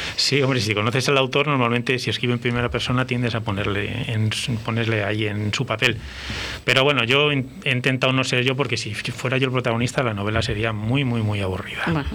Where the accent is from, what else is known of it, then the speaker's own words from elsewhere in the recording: Valladolid, Castile and León, Spain; moved away as an adult; now in Burgos, Spain; yo soy de Valladolid y, no puedo dejar de serlo